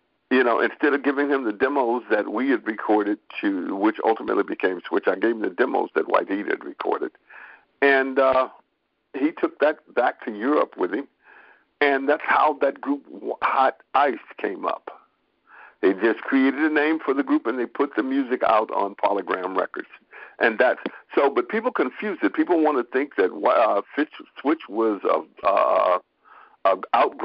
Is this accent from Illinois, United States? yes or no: no; Grand Rapids, Michigan, United States; I was born and raised in Grand Rapids, Michigan